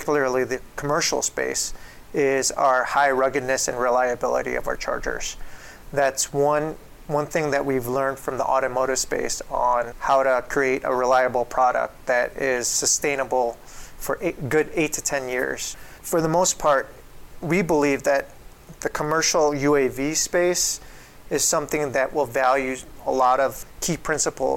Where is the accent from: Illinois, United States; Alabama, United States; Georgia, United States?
Illinois, United States; Chicago; I come from Chicago.